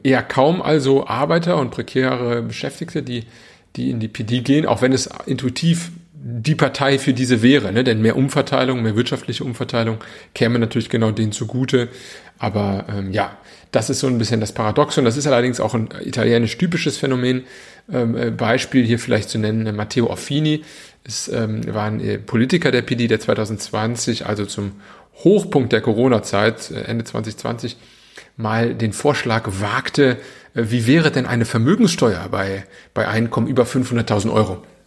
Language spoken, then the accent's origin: German; Germany; Bei uns in Deutschland